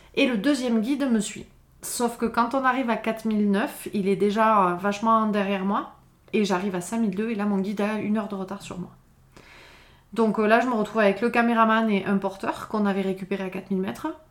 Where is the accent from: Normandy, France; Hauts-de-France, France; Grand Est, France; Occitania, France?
Occitania, France; Font-Romeu; also born or lived in Perpignan; je suis revenue vivre à Font-Romeu, qui, est, mon village euh, d'enfance. Hein. Je suis née à Perpignan, j'ai grandi ici